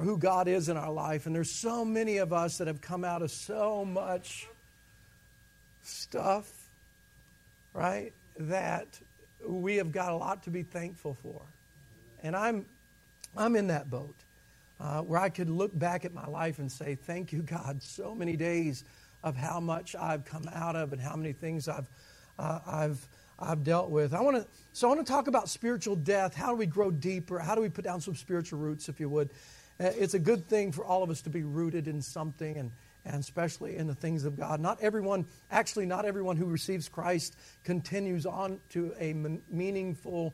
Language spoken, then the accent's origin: English; the South, United States; I'm from the South